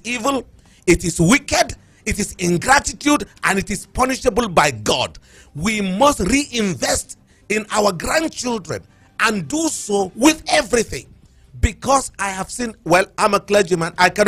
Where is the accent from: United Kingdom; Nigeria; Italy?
Nigeria; Plateau; I'm a Biron first before I'm a Nigerian